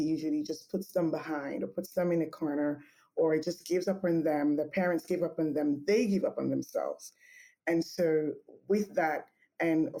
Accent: Nigeria; moved away as an adult; also born or lived in Texas; I grew up in Nigeria most part of my life, and that was where I did my undergrad at Obafemi Awolowo University, OAU.

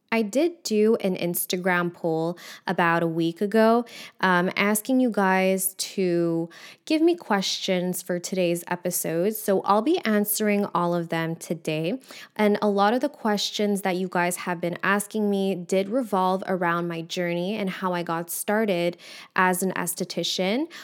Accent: Montreal, Quebec, Canada; I'm from Montreal. So, in Quebec, our school system is a little bit different

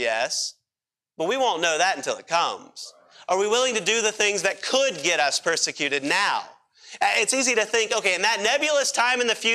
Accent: Pennsylvania, United States; moved away; I grew up in Pennsylvania, and you probably think I still talk like it.

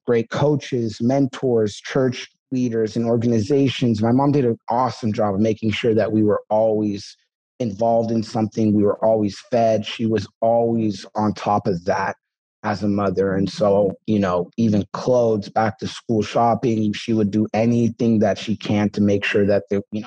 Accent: Seattle, Washington, United States; also born or lived in Toronto, Canada; I was actually born in Canada, Toronto, but, she came over here to Seattle. We had family over here

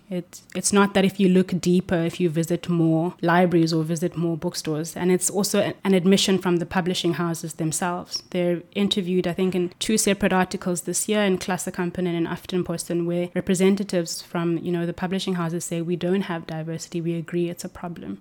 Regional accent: Cape Town, Western Cape, South Africa; moved away as an adult; now in Norway; I'm from Cape Town in South Africa.

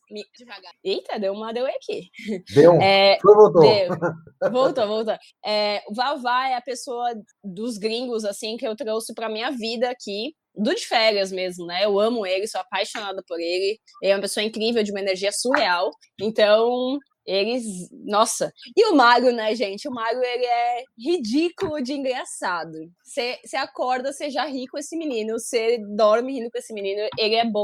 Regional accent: Santa Catarina, Brazil; now in São Paulo, Brazil; Eu vim de Santa Catarina para São Paulo.

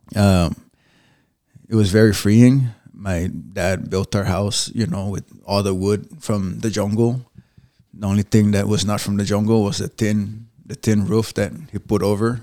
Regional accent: Saipan, Northern Mariana Islands; also born or lived in Spanaway, Washington; now in United States; I was born in Saipan.

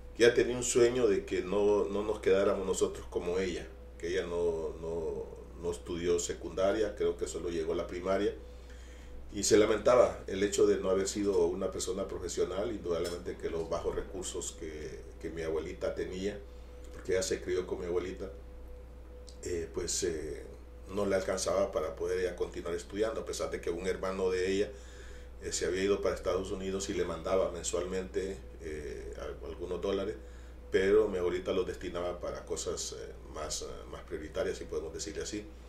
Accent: Amapala, Valle, Honduras; mi infancia en Amapala

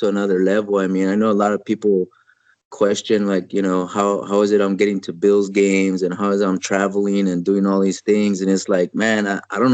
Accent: El Paso, Texas, United States; I grew up in El Paso, Texas, about 100 yards from the Mexican border

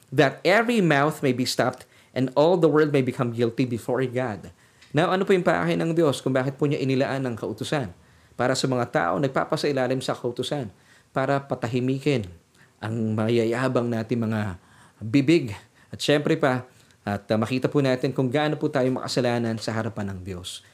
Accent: Philippines; ako bilang isang Pilipino

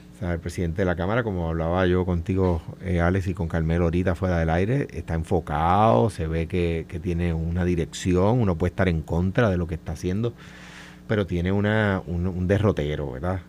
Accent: Puerto Rico; como puertorriqueño

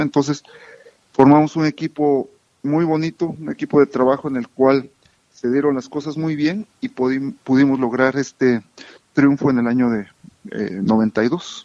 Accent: Camargo, Chihuahua, Mexico; moved away as an adult; also born or lived in Tehuacán, Puebla / San José, California; me crié en Chihuahua. Mis padres son de, Chihuahua. Eh, nací en Tehuacán, Puebla, y muy pequeño regresé a a, Chihuahua, en Camargo, Chihuahua

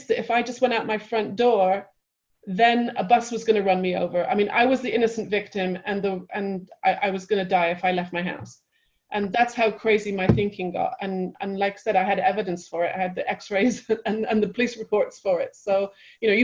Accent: England, United Kingdom; moved away as an adult; also born or lived in Manchester / London; now in California, United States; I grew up in England and I was in college at Manchester University

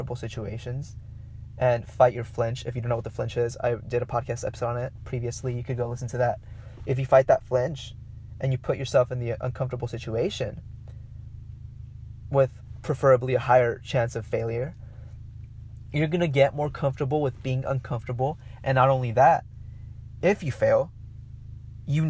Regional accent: Mexico; accent: Mexican; my Mexican accent came out

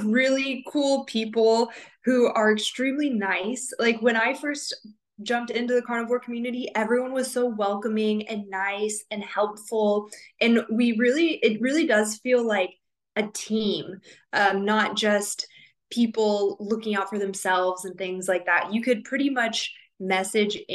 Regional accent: Southern California, United States; moved away as an adult; now in Okinawa, Japan; I grew up in Southern California

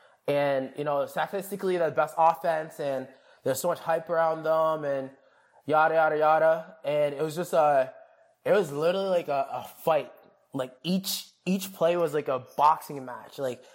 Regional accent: Jamaica; I'm gonna have I am Jamaican, so I'm gonna have oxtail and rice and peas made by my grandma.

